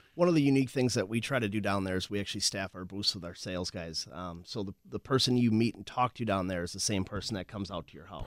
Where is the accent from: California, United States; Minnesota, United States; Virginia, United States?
Minnesota, United States; Winona; also born or lived in La Crosse, Wisconsin; I grew up in Winona, actually, Winona, Minnesota